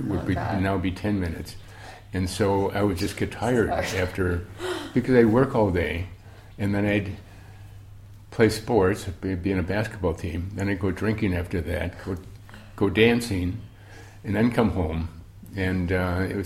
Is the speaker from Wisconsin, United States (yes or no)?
yes; Milwaukee, Wisconsin, United States; We grew up in Milwaukee, Wisconsin, started drinking beer when I was 3.